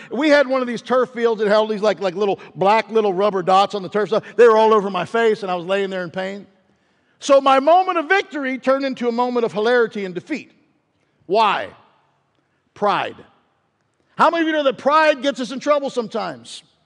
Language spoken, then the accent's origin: English; Pittsburgh, Pennsylvania, United States; growing up in Pittsburgh